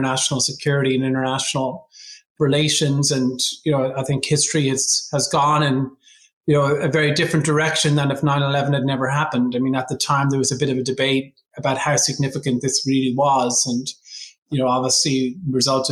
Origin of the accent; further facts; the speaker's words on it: Dublin, Leinster, Ireland; moved away as an adult; now in Washington DC, United States; I grew up in Ireland. I left when I was 25.